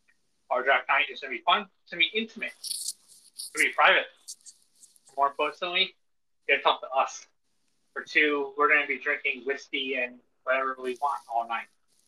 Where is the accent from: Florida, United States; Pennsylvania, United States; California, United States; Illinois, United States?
Pennsylvania, United States; Philadelphia; I grew up in Philadelphia.